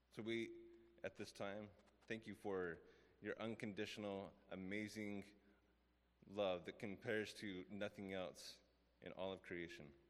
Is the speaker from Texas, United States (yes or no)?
yes; West Texas, United States; I grew up in West Texas